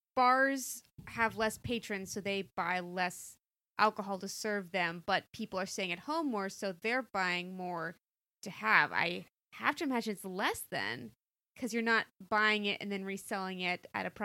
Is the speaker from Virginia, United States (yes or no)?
yes; Virginia, United States; born there; I was born in Virginia, if that helps.